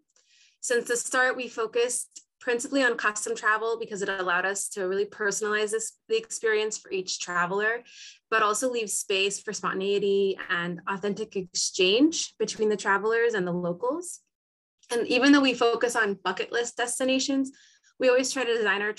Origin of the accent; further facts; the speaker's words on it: San Diego, California, United States; moved away as an adult; now in Lima, Peru; I grew up in San Diego, California, and I still visit regularly, but I've actually been based in Lima, Peru for over the last decade